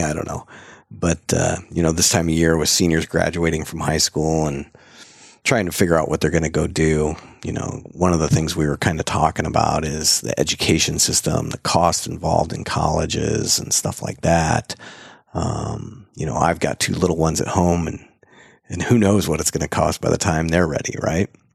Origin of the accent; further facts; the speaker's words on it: Marshalltown, Iowa, United States; moved away; my hometown of Marshalltown, Iowa.